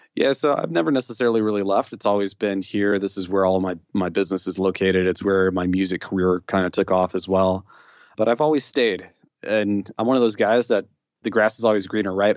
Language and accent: English; Chicago, Illinois, United States; So I grew up on the northwest side. So I grew up in a pocket of the city that if you go any further west, you're gonna be outside of the city. So I'm from Chicago